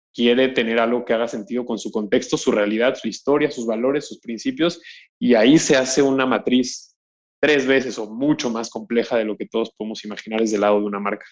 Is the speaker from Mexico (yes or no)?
yes; Mexico; siendo mexicano